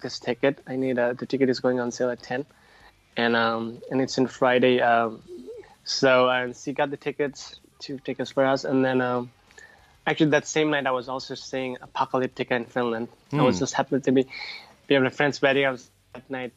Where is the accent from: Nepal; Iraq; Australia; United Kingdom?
Nepal; I'm originally from the South, so I grew up, I was born and raised there.